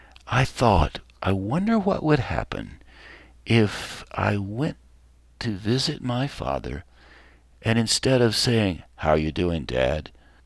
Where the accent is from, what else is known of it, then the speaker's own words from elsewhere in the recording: Chuckie, Tennessee, United States; growing up in Chuckie, Tennessee, around where all our family came from, was just great in the summertime.